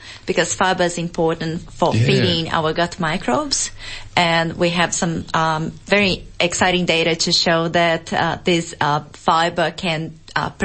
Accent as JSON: {"language": "English", "country": "Brazil", "moved": "yes", "lives_now": "Australia", "said": "I'm originally from Brazil"}